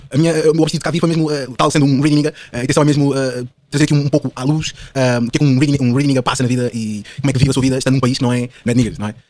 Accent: Portugal; born there; Eu nasci em Portugal, portanto a minha cultura, pá, é toda europeia.

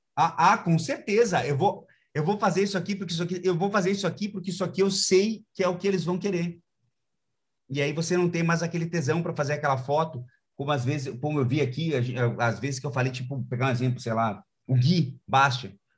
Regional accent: Brazil; a gente é brasileiro, a gente gosta desse tipo de coisa

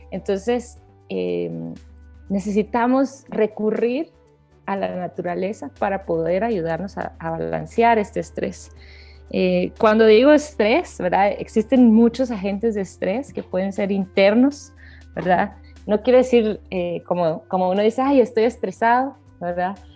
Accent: Guatemala; soy de Guatemala

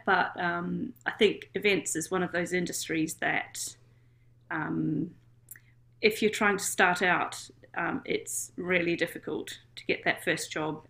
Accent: New Zealand; moved away as an adult; now in United Kingdom; So I'm from New Zealand. You may have heard in my dulcet tones.

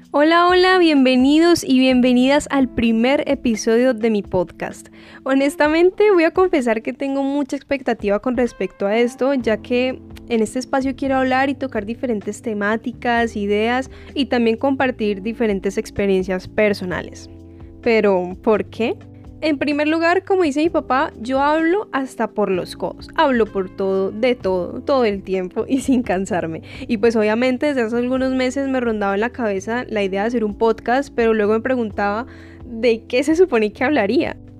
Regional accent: Colombia; now in United States; soy colombiana y que vivo en Estados Unidos.

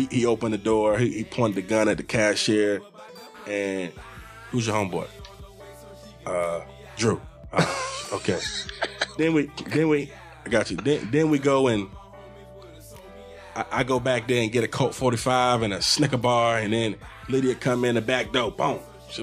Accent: Virginia Beach, Virginia, United States; We grew up in Virginia Beach

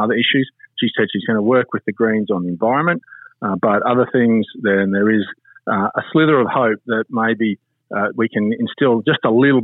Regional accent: Chinchilla, Queensland, Australia; I was born in Chinchilla.

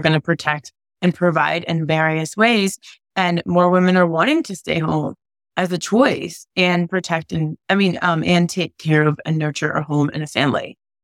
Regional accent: New England, United States; moved away; also born or lived in California; I grew up in New England, right? And then I moved to California

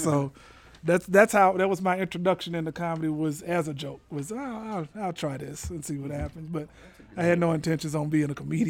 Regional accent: Little Rock, Arkansas, United States; moved away; also born or lived in Memphis, Tennessee; No, I'm originally from Little Rock.

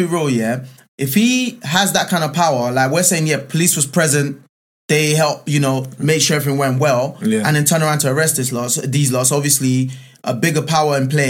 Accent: Nigeria; I'm Nigerian

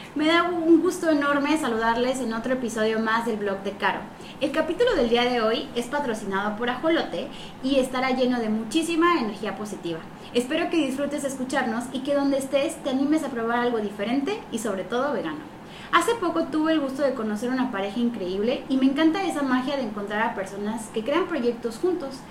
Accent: Ciudad del Carmen, Campeche, Mexico; muchos carmelitas que estudiamos en Mérida

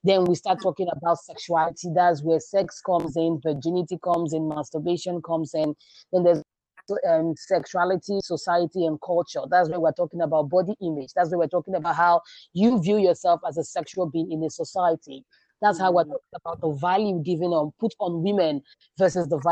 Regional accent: Nigeria; also born or lived in South Africa; I grew up in Nigeria before I traveled to South Africa

